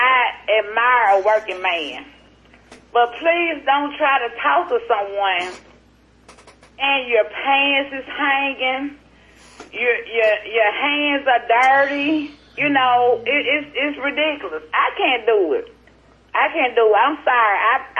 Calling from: Jackson, Mississippi, United States; I'm calling from Jackson, Mississippi.

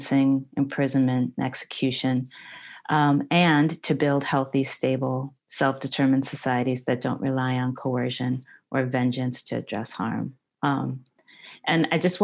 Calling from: Oakland, California, United States; I'm calling today from Ohlone Territory in Oakland, California

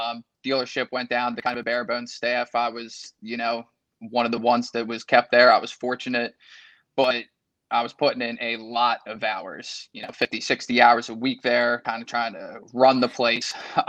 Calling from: Wilmington, Delaware, United States; I'm from Wilmington, Delaware.

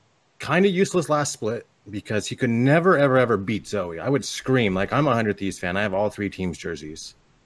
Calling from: Stockton, California, United States; Stockton, California.

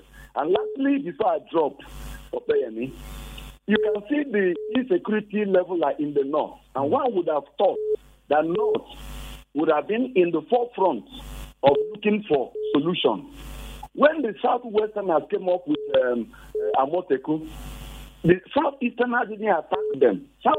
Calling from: Jos, Plateau, Nigeria; I'm calling you from Jos.

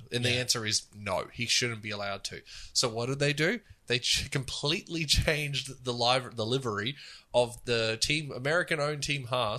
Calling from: Spain; first language Spanish; English is a second language; I am in Spain.

